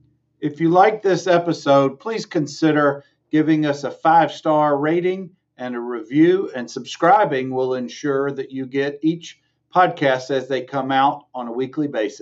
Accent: Dothan, Alabama, United States; I grew up in Dothan, and our dad, David and me and Rob, the three boys, our dad practiced law for almost 50 years or right at 50 years in Dothan

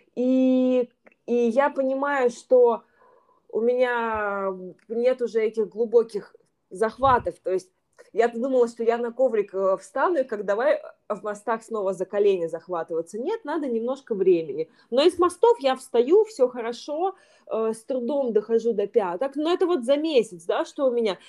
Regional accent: Yekaterinburg, Sverdlovsk Oblast, Russia; moved away as an adult; also born or lived in Saint Petersburg, Russia; now in Bali, Indonesia; сама я из Екатеринбурга, у меня была школа в Екатеринбурге, потом я переехала в Петербург

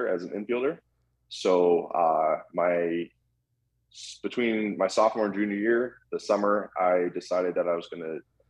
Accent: Sacramento, California, United States; also born or lived in Calgary, Alberta, Canada / Vancouver, Canada; I grew up in Sacramento, California, which is actually a pretty strong hub for baseball players

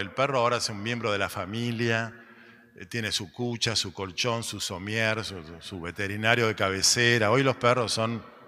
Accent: Argentina; somos argentinos

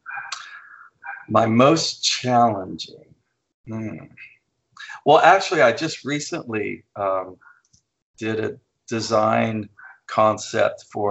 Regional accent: flat Oklahoma, United States; moved away; growing up in Flat, Oklahoma

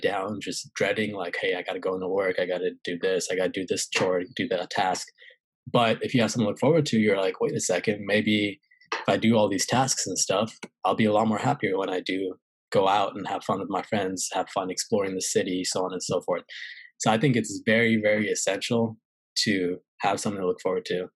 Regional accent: California, United States; moved away as an adult; also born or lived in St. Louis, Missouri / Pennsylvania / North Carolina / South Carolina; I was in California

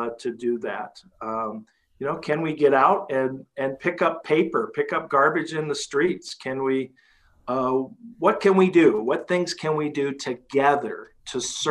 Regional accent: Cedar Rapids, Iowa, United States; this is my hometown. I grew up here. And, you know, I was the kid riding my bicycle down First Avenue

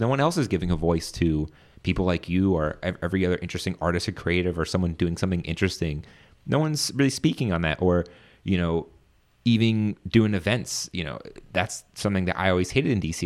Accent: Virginia, United States; moved away as an adult; now in Washington, D.C., United States; I'm from Virginia as well

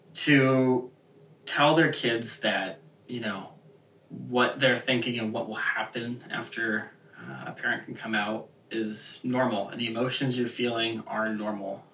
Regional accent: Seattle, Washington, United States; moved away as an adult; also born or lived in Indiana; I'm the kid from Seattle, Washington, over on the you know the liberal West Coast

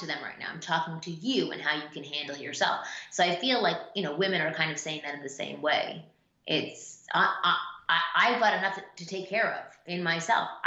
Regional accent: Canada; I'm Canadian

